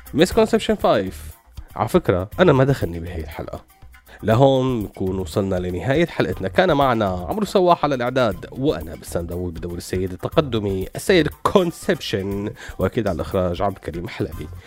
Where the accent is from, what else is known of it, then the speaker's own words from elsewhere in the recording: Syria; نحن كسوريين